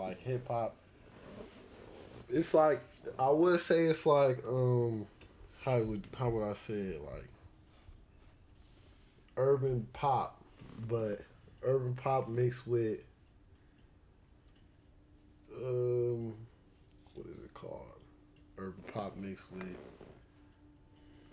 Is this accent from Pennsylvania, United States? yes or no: no; Victorville, California, United States; moved away as an adult; also born or lived in Duarte, California; now in Arizona, United States; I'm from Duarte, but I grew up in Victorville, most of the IE. Grew up in IE. Right now I'm in Arizona